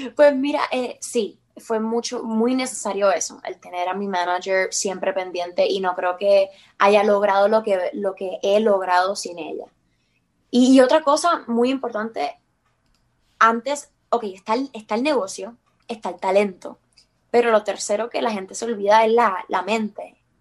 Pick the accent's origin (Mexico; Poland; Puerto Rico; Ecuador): Puerto Rico; somos todos puertorriqueños